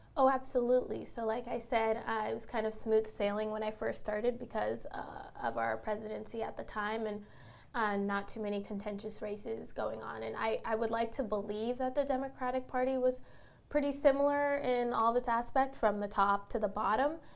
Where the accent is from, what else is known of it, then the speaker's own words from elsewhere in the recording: the Bay Area, California, United States; moved away as an adult; now in New York City, United States; I grew up in the Bay Area and then ended up uh, in a New York City school